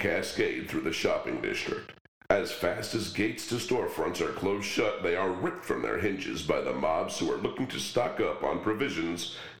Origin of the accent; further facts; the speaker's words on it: New York City, New York, United States; I grew up in Far East Queens. The nearest park to me was a lush green thing with a lake and a forest and tennis courts.